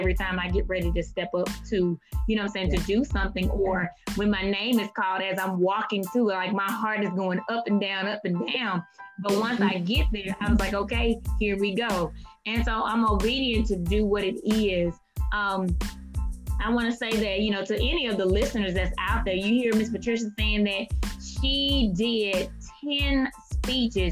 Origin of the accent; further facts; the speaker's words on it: Mississippi, United States; moved away; also born or lived in Georgia; I'm from Mississippi, but I lived in Georgia at the time.